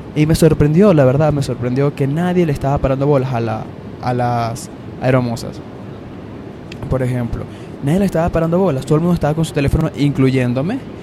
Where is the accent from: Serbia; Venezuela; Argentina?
Venezuela; Valencia, Carabobo; moved away as an adult; yo soy de Valencia, En la ciudad.